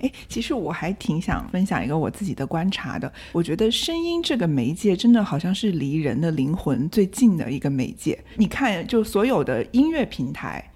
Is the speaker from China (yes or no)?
yes; Hunan, China; 我老家，就是湖南的某一个小镇上